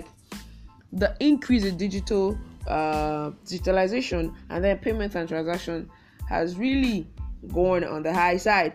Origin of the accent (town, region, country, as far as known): Nigeria